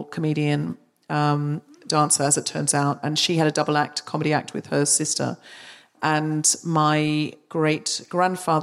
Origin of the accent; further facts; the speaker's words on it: Australia; I was born and raised in Australia